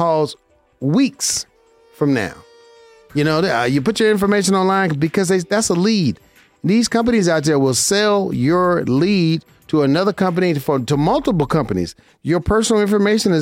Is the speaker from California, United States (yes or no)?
no; Las Vegas, Nevada, United States; I'm from Vegas